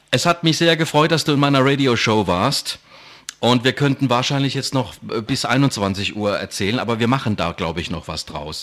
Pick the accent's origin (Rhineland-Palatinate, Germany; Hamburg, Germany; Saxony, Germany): Rhineland-Palatinate, Germany; Ludwigshafen; accent: Palatine; Ich bin pelzig, ich komme aus Ludwigshafen am Rhein